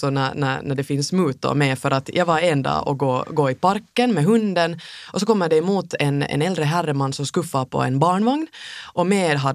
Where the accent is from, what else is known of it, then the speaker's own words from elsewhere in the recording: Finland; man säkert kanske som finländare ibland är lite, lite rädd